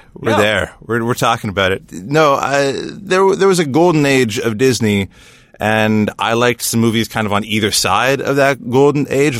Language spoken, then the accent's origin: English; Kingston, Ontario, Canada; I grew up in Kingston, Ontario, so I grew up in like a prison town